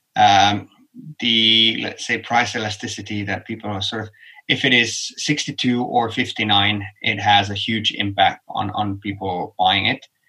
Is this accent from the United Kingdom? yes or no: no; Helsinki, Uusimaa, Finland; my hometown helsinki